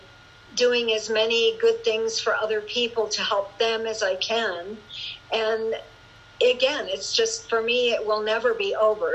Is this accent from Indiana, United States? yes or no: no; Juneau, Alaska, United States; moved away; back to Juneau last year to my hometown